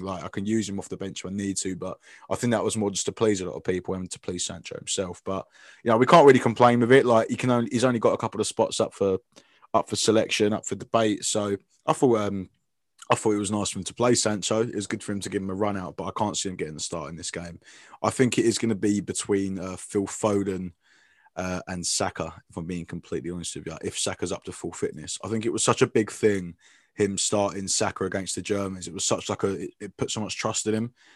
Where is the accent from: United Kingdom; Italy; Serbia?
United Kingdom; England; as English fans